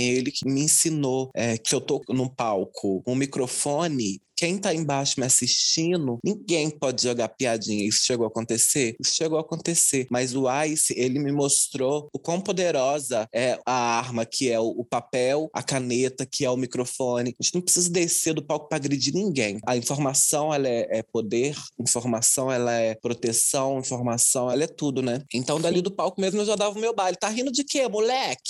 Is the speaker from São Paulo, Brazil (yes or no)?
no; Juiz de Fora, Minas Gerais, Brazil; Eu sou nascida e criada em Juiz de Fora, no Santa Cândida, na Zona Leste